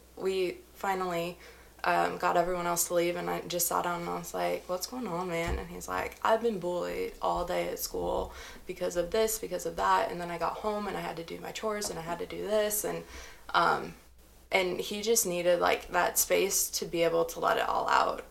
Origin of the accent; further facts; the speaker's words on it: Missouri, United States; moved away; I'm originally from good old Missouri.